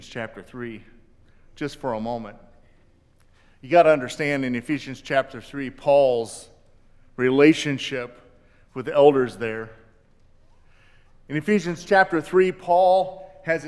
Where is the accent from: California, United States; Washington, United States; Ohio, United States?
Ohio, United States; Canton; I grew up in Canton, Ohio, home of the NFL Football Hall of Fame